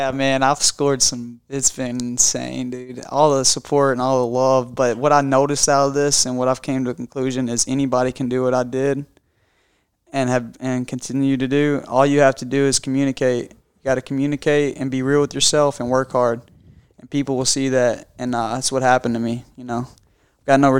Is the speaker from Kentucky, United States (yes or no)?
yes; Kentucky, United States; born or raised there